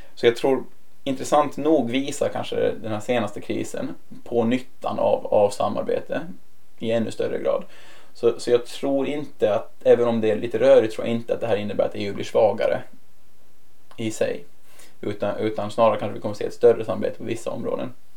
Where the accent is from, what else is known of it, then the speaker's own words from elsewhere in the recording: Åland Islands; moved away as an adult; now in Brussels, Belgium; jag kommer få vara hemma på Åland lite oftare.